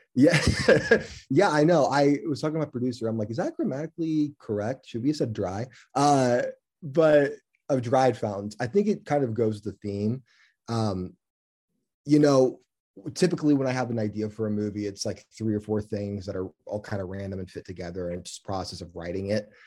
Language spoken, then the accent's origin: English; Kansas City, Missouri, United States; moved away as an adult; also born or lived in San Francisco, California; I was from Kansas City